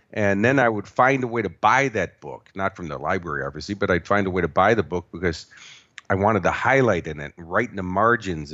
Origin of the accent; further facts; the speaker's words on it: Chicago, Illinois, United States; moved away as an adult; also born or lived in Los Angeles; now in Australia; I was born and raised in Chicago, and then, uh, when I was eighteen years old, I moved to Los Angeles.